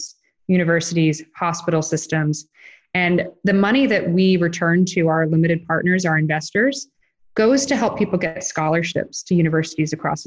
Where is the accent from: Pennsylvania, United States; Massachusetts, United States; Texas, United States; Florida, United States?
Florida, United States; Gainesville; my hometown of Gainesville, Florida